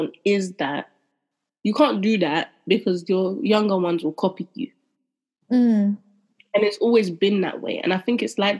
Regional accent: London, United Kingdom; Growing up in London, growing up in the areas we grew up

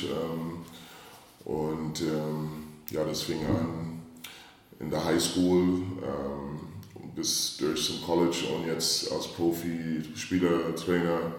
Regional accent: St. Louis, Missouri, United States; ich bin aufgewachsen in St. Louis, Missouri, in einem kleinen Ort, die ähm, ja, nicht so groß war.

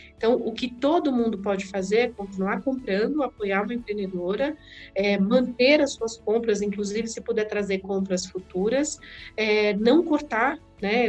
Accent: Diadema, São Paulo, Brazil; also born or lived in sertão de Alagoas, Brazil; Cresci na periferia de Diadema

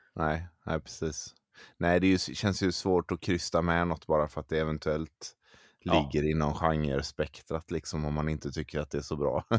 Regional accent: Gothenburg, Västra Götaland, Sweden; jag är från Göteborg

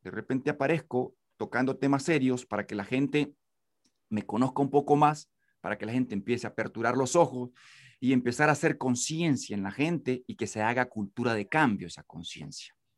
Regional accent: Nicaragua; nací en Huigulí, el y era zona de guerra en los 80 y nací justamente en 1979, entonces estuve cerca de las balas como un niño

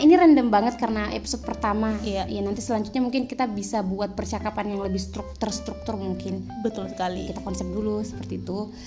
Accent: Tapango, West Sulawesi, Indonesia; also born or lived in Bontang, East Kalimantan; Aku kecilnya di Tapango. Oke. Okay. Iya, Sulawesi Barat, Tapango

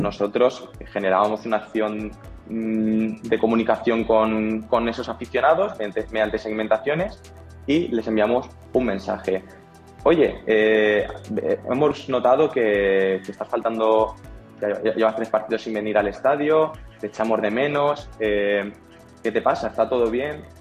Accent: Alicante, Valencian Community, Spain; now in Valencia, Spain; Yo, yo soy de Alicante, que es una, ciudad que está cercana a Valencia

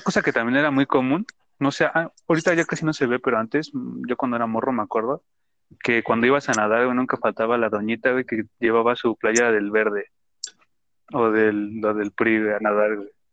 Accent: Mexico; es parte de nuestro folclore mexicano

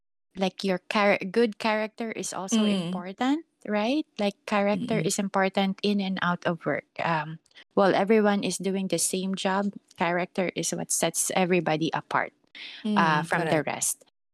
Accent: Philippines; this actually stuck in my head when I came like from Philippines up to...

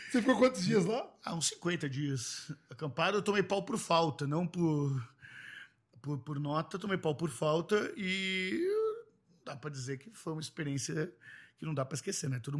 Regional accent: São Paulo, Brazil; eu sou filho de psicólogos da Vila Madalena.

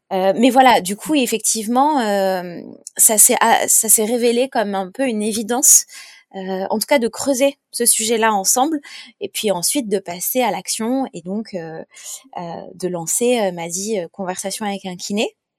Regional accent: Grenoble, Auvergne-Rhône-Alpes, France; On vient de Grenoble

